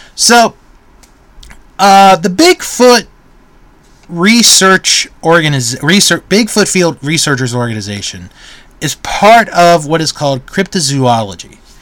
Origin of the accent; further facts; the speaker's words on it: Maryland, United States; moved away; I grew up in Maryland and was living in Maryland, uh, I, I I lived in Prince George's County